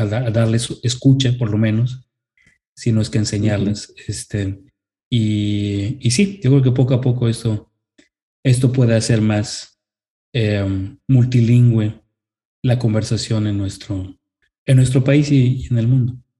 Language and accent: Spanish; Mexico; como el inglés en nuestro país